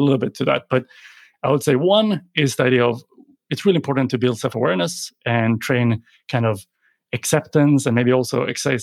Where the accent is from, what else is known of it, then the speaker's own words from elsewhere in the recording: Sweden; moved away as an adult; also born or lived in Sydney, Australia; born and raised in Sweden, but decided to jump on a plane and go to study in Australia